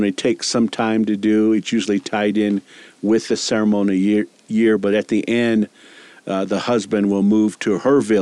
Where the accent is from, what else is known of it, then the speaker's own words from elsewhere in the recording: Moenkopi, Arizona, United States; I grew up in the Hopi village of Munkapi, which is associated with Third Mesa